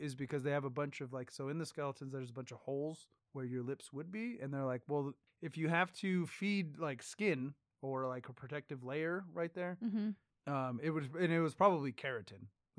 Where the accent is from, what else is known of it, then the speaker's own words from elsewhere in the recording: United States; Proud to be an American.